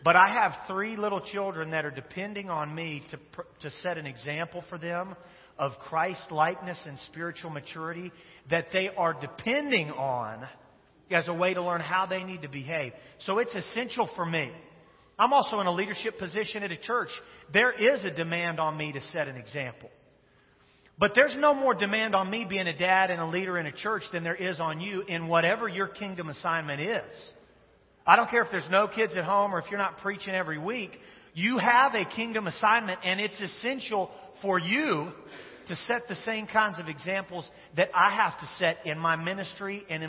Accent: Wichita, Kansas, United States; Wichita, Kansas, which is the greatest city in the United States of America, which is my hometown.

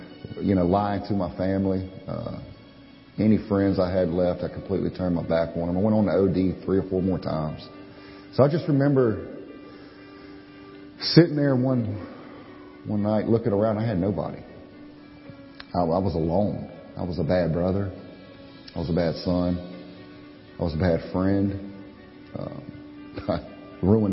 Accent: Pearl River, Louisiana, United States; I was born in Pearl River, Louisiana. Grew up there.

